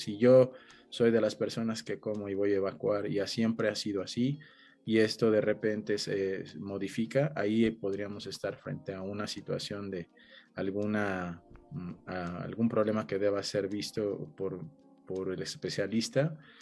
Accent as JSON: {"language": "Spanish", "country": "Mexico", "tie": "born or raised there", "said": "los que nacimos en México"}